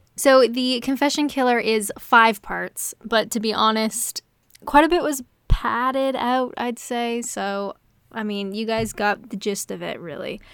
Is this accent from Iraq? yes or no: no; Canada; I'm Canadian